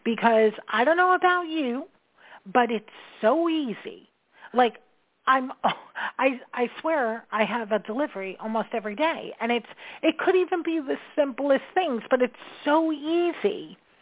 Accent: New York, United States; I'm a New Yorker.

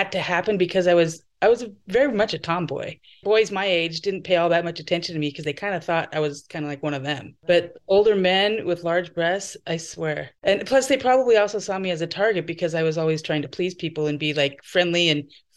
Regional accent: Idaho, United States; moved away as an adult; also born or lived in California; now in Portland, United States; I moved away from Idaho when I was 22, and I lived in California for a year.

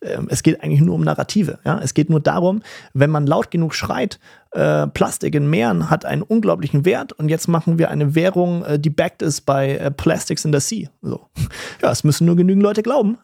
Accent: Germany; also born or lived in Berlin; bei uns in Deutschland

